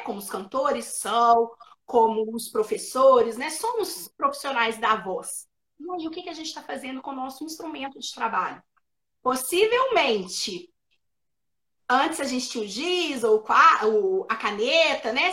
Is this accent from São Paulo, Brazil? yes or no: no; Minas Gerais, Brazil; nós mineiros, a gente omite o S no final da palavra